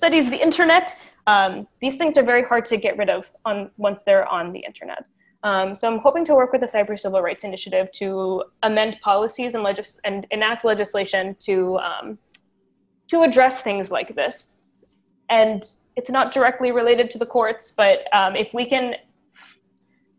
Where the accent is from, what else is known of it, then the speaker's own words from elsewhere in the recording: United States; now in Canada; I am American